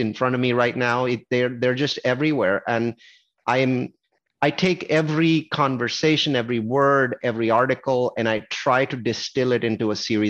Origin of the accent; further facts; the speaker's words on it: Silicon Valley, California, United States; I'm from Silicon Valley